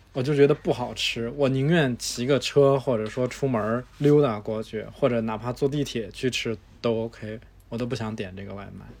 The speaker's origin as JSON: {"language": "Chinese", "country": "China", "said": "我们中国人的习惯"}